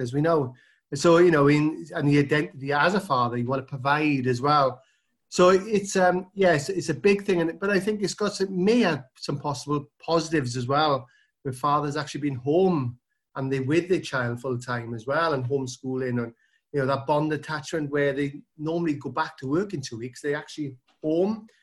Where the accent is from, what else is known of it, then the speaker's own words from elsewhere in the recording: South Wales, United Kingdom; Yeah, so I'm from South Wales, which is, um, part of the U K.